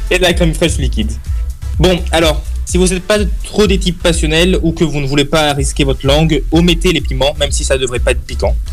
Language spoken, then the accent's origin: French; Italy; French is a second language; Oui, bon, je suis italien, vous allez me pardonner.